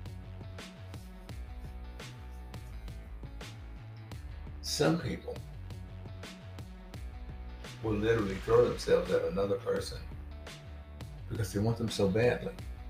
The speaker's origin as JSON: {"language": "English", "region": "Mississippi", "country": "United States", "tie": "born or raised there", "said": "when I was young, growing up in Mississippi"}